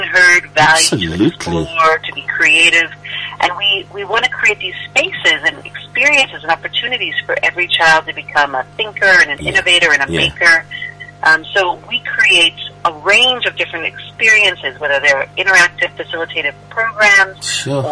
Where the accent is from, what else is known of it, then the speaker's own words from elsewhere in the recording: United States; moved away as an adult; also born or lived in South Africa; now in Johannesburg, South Africa; I'm originally from the United States